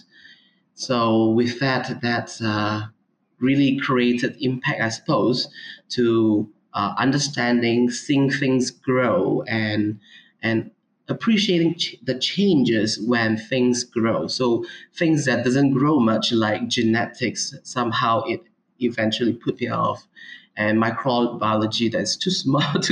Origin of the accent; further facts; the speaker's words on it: Ipoh, Perak, Malaysia; also born or lived in Minnesota, United States; I'm from Malaysia. I was born in Ipoh, which is a city, middle of peninsula in the states of Perak.